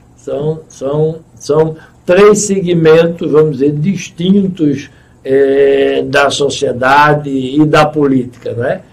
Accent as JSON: {"language": "Portuguese", "town": "Goiana", "region": "Pernambuco", "country": "Brazil", "tie": "born or raised there", "said": "Eu nasci lá no Belarmino Correia e ele está do mesmo tamanho de quando eu nasci"}